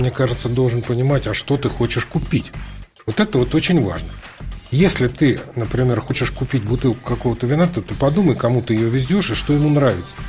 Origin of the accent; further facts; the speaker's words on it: Lviv, Lviv Oblast, Ukraine; Ну хорошо, я из Львова тоже Значит, привез там драгобыческой колбасы.